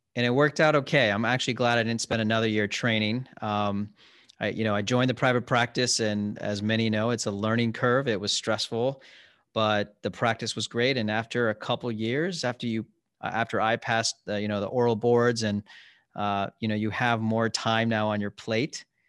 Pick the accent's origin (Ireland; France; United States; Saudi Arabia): United States; Columbus, Ohio; also born or lived in Cincinnati / Chicago; I grew up in Ohio, in Columbus